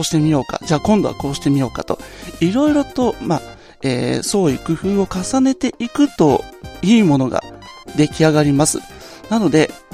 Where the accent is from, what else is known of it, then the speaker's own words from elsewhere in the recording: Nagoya, Aichi, Japan; 私の地元名古屋